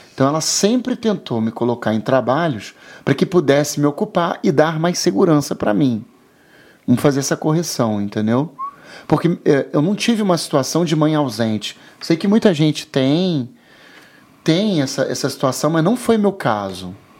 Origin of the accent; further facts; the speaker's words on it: São Gonçalo, Rio de Janeiro, Brazil; also born or lived in Copacabana, Rio de Janeiro; eu nasci em Copacabana, minha mãe até morava em Copacabana, mas em outro local. E aí o que acontece? Eu nasci, depois de um aninho, a minha mãe se mudou para São Gonçalo. E eu morei seis anos em São Gonçalo. Eu tenho algumas lembranças da minha infância lá em São Gonçalo.